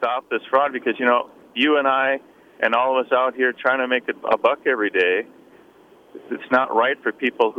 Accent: Columbia Heights, Minnesota, United States; when I was a kid growing up in Columbia Heights, I'm 57

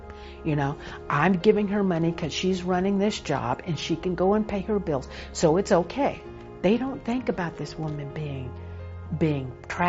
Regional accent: Texas, United States; I was born and raised in Texas.

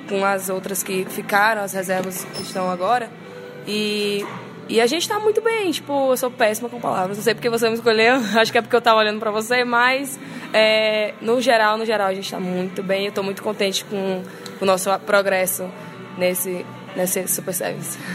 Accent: Parnaíba, Piauí, Brazil; moved away as an adult; now in Cuiabá, Brazil; eu sou natural de Parnaíba, litoral piauiense

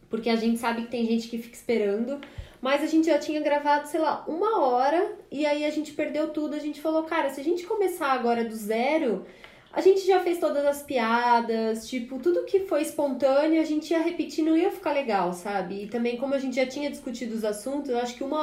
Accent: São Caetano do Sul, São Paulo, Brazil; E aí, na época, não tinha poupa-tempo em São Caetano, né? Lá na minha cidade, não tinha essas coisas.

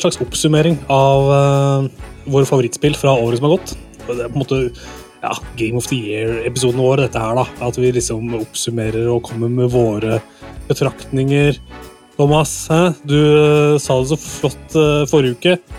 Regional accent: Toten, Innlandet, Norway; vi er fra Toten, noen av oss

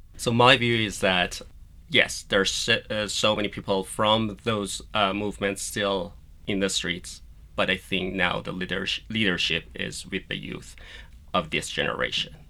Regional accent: Iran; moved away; I was born and raised in Iran. I went to school there

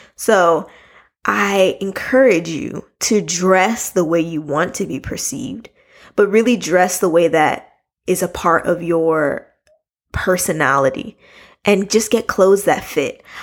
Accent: United States; I'm from America

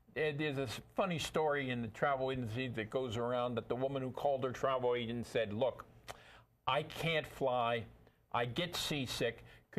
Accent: Ireland; As you might notice, I'm Irish.

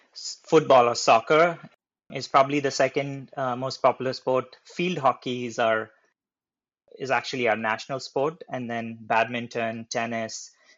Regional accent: eastern India, India; moved away; also born or lived in Hyderabad, India / Bay Area, United States; I'm originally from Hyderabad, India, but I grew up in a very small town in the eastern part of India.

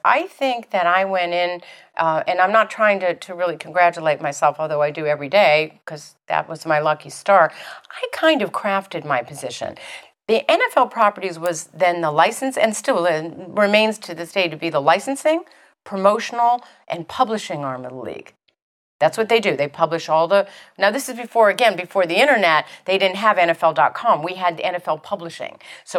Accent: Los Angeles, California, United States; also born or lived in Chicago / New Orleans / Cleveland; He says, where are you from? I said, Los Angeles, but I went to boarding school here. Lived in Chicago, lived in New Orleans, lived in Cleveland.

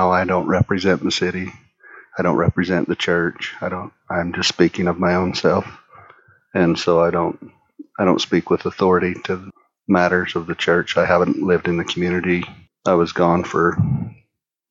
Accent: Hildale, Utah, United States; also born or lived in Colorado City, Arizona; I was born and raised in the Hilldale, Carr City area

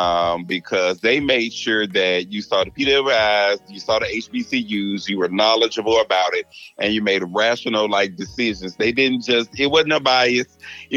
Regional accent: Natchez, Mississippi, United States; moved away as an adult; also born or lived in Pacific Northwest; now in Chicago, United States; I am born and raised in Natchez, Mississippi, the oldest settlement along the Mississippi River

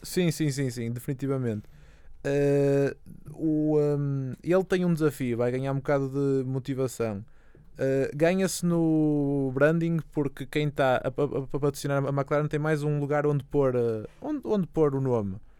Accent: Portugal; eu sou eu sou português

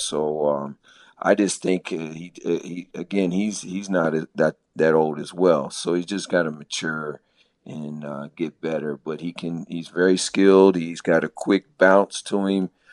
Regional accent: Maryland, United States; moved away as an adult; also born or lived in Phoenix, Arizona; I'm originally from Maryland, so I'm a transplant out here.

